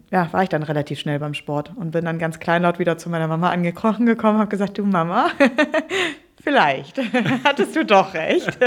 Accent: Cologne, North Rhine-Westphalia, Germany; da kommst du einfach als gebürtige Kölnerin, geboren in Köln, aufgewachsen in Köln, kommst du kaum drum rum, FC-Fan zu sein.

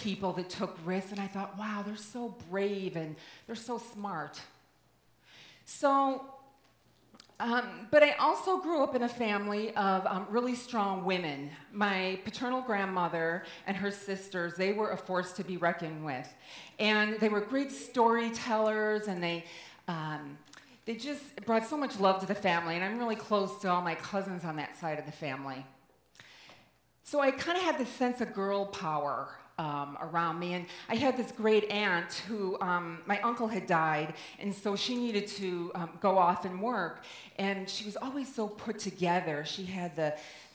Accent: Midwest, United States; I grew up in the Midwest in the 70s

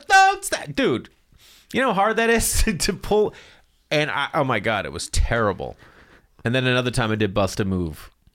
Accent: Boston, Massachusetts, United States; I'm from Boston.

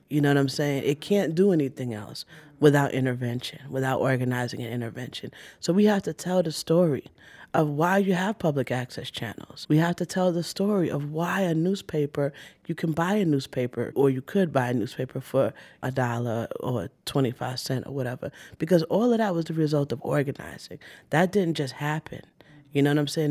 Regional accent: New York City, New York, United States; I was born in Brooklyn

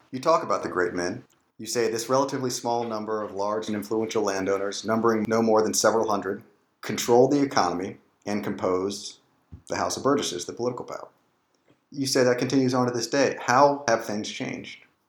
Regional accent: Richmond, Virginia, United States; I grew up in the Richmond power elite.

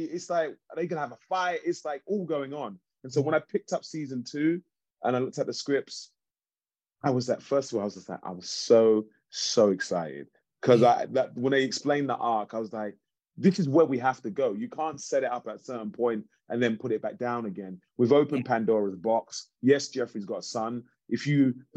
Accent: London, United Kingdom; moved away as an adult; now in Los Angeles, United States; growing up in East London

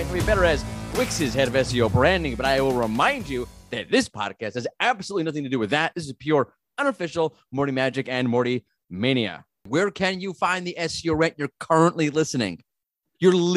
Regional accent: United States

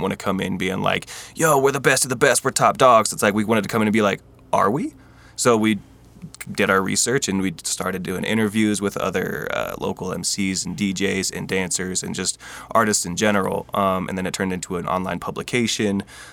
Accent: Boise, Idaho, United States; I'm from Boise, Idaho, born and raised

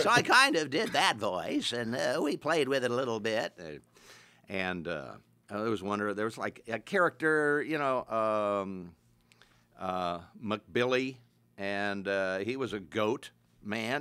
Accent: Kansas, United States; moved away as an adult; also born or lived in Bonham, Texas / Frederick, Oklahoma / Dallas, Texas; back to my hometown in, uh, Kansas.

